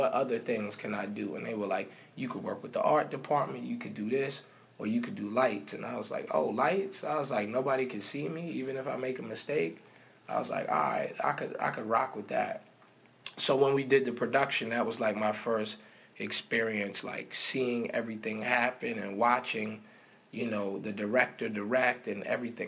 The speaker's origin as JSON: {"language": "English", "town": "New York City", "region": "New York", "country": "United States", "said": "I'm from Harlem"}